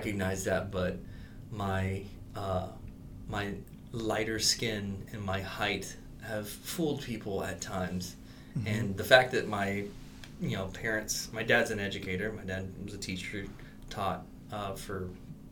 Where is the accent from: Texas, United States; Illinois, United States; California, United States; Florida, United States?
Texas, United States; South; I'm Latino, but I'm from South Texas. I'm Texan.